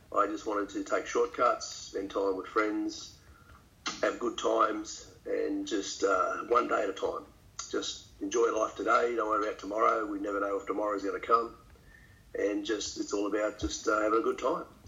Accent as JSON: {"language": "English", "town": "St Marys", "region": "New South Wales", "country": "Australia", "tie": "born or raised there", "said": "I grew up in St Mary's"}